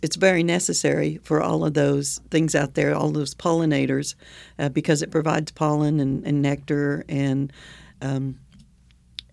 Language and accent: English; Oklahoma, United States